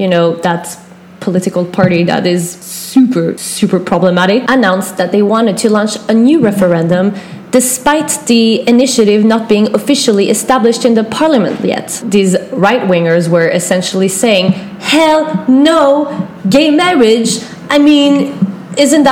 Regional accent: Switzerland; English is a second language; also born or lived in Norway; I came to Switzerland when I was only 1 year old

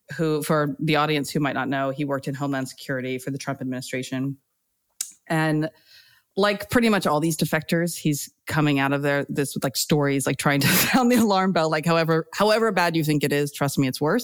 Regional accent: United States; moved away as an adult; now in United Kingdom; as an American, you know, growing up around, you know, the Bill Clinton time

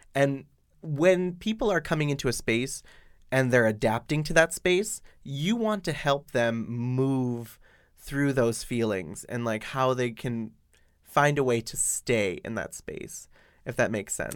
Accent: Boston, Massachusetts, United States; now in Shanghai, China; I am from Boston.

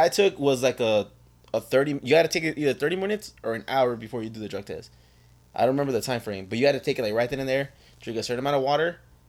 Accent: California, United States; We're from Cali.

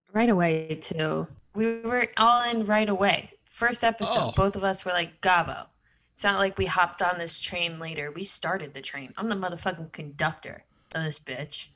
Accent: Midwest, United States; I'm a Midwest gal

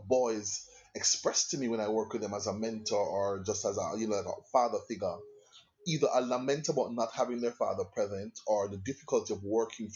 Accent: Kingston, Jamaica; also born or lived in England; so I was born in England, and my parents came back to Jamaica when I was 7. Okay, and I lived in Kingston. Yeah, man, Kingston, Jamaica

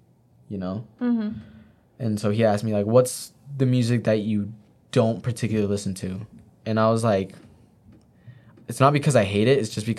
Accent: Utah, United States; I'm from Utah.

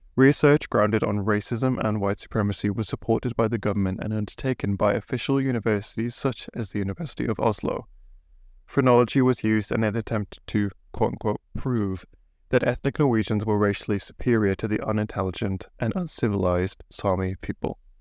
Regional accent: England, United Kingdom; now in Bergen, Norway; I'm an English guy

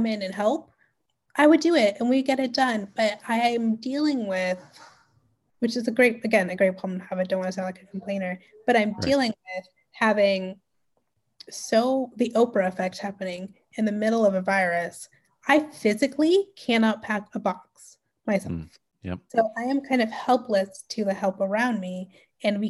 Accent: Canada; especially being Canadian

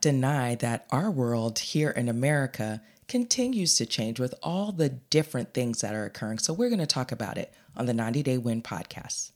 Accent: United States; we as American people

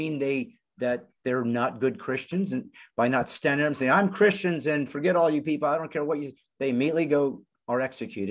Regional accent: United States; I was born in the United States

